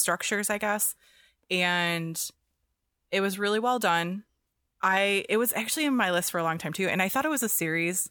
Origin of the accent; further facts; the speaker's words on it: near Detroit, Michigan, United States; moved away; I grew up near Detroit